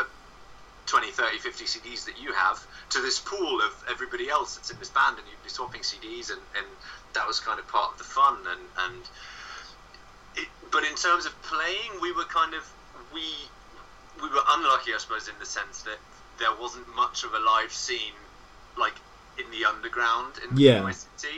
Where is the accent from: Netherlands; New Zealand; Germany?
Germany; Bremen; moved away as an adult; now in London, United Kingdom; I was growing up in a small village outside of a town called Bremen.